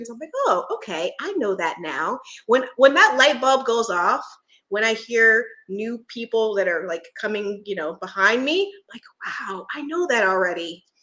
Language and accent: English; Philadelphia, Pennsylvania, United States; also born or lived in Virginia; now in Florida, United States; I'm actually from Philadelphia.